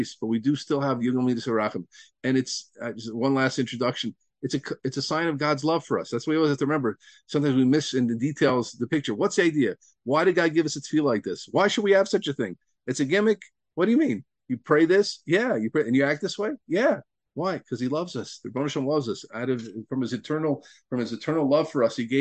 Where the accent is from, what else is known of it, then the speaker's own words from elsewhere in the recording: Deal, New Jersey, United States; I grew up in Dill, New Jersey